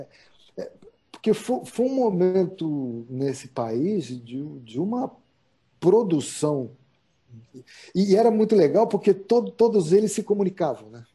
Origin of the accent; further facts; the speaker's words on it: Brazil; ser brasileiro